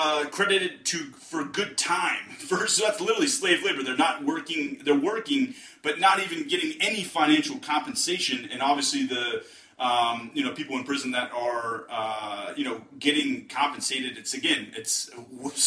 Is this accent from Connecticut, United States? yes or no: no; Western Pennsylvania, United States; I'm from the Western Pennsylvania area